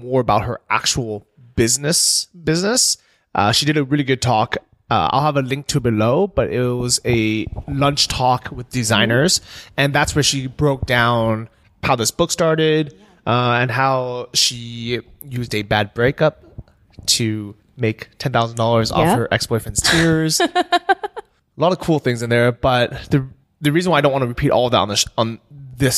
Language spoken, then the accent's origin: English; California, United States; we lived in California, everybody was Asian. Like my school was like more than half Asian